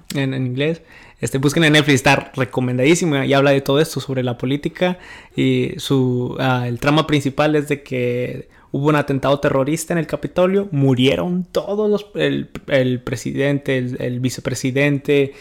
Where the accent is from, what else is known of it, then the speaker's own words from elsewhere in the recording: Mexico; now in United States; mi México lindo y querido